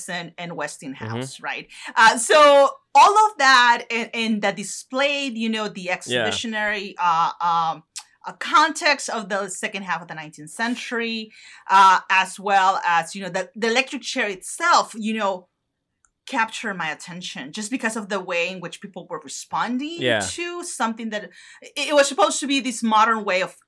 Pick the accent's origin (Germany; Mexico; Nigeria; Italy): Mexico; northern Mexico; moved away; in the north, close to my hometown